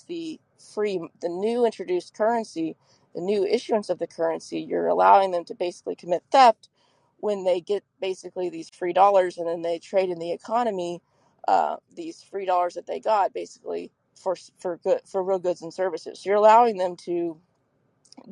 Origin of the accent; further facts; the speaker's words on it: Texas, United States; I'm from Texas